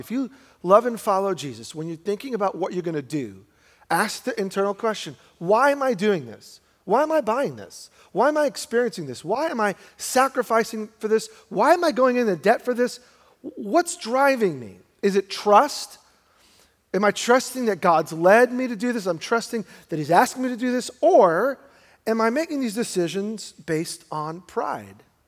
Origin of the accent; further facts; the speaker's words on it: New York, United States; also born or lived in Brooklyn; my wife and I, we grew up in New York, and we were both middle class